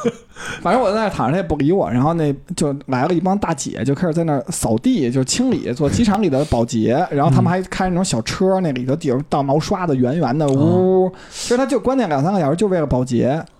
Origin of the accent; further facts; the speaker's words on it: Beijing, China; 咱们北京人都吃臭豆腐